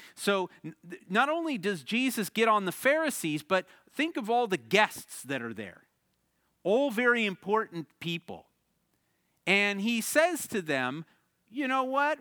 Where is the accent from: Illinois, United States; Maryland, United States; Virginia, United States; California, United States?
Illinois, United States; the Midwest, outside of Chicago; now in Arizona, United States; I grew up in the Midwest, outside of Chicago